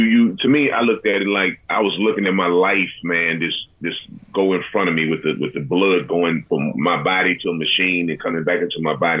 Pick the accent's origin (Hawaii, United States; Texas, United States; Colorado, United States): Texas, United States; Galveston; growing up in Galveston, Texas